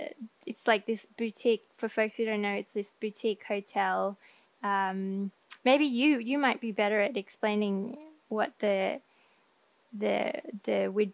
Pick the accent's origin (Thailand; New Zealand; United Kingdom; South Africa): Thailand; also born or lived in Australia; Because I grew up in Thailand and Australia, where we do have mountains in Australia, but nowhere as tall as in the Pacific Northwest.